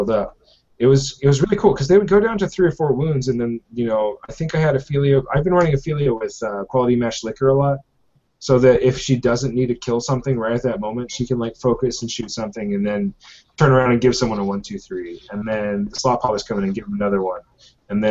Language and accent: English; Hood River, Oregon, United States; moved away; my hometown, Hood River